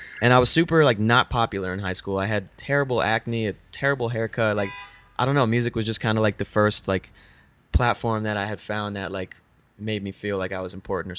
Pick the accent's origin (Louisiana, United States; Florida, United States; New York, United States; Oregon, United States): Florida, United States; Weston; now in Los Angeles, United States; Yeah, Weston, Florida. Shout out Weston.